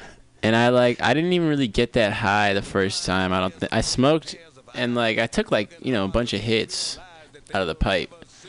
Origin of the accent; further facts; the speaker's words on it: San Francisco, California, United States; I grew up in Noe Valley, but I mean, I went down to the Mission every day. I was in the Mission.